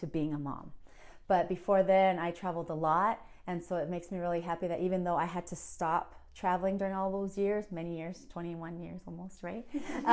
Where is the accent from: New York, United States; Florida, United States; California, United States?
California, United States; Oceanside; also born or lived in Vista, California; I was born in Oceanside, California. I come from a parents, my father is from Ciudad Juarez, Mexico. And he came when he was young, and my mother is from Iwakuni, Japan. And so I grew up between Oceanside and the city of Vista.